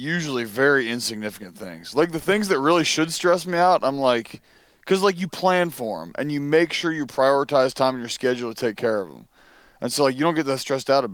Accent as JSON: {"language": "English", "region": "Pennsylvania", "country": "United States", "also_born_or_lived": "Virginia", "moved": "as an adult", "lives_now": "Mississippi, United States", "said": "I'm from Pennsylvania"}